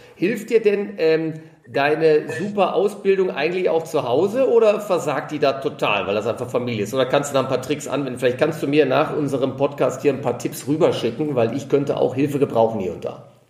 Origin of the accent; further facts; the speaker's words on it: Ruhr area, North Rhine-Westphalia, Germany; moved away as an adult; now in Munich, Germany; in meine alte Heimat zu machen zu einem meiner alten Hockey-Kumpane aus dem Ruhrgebiet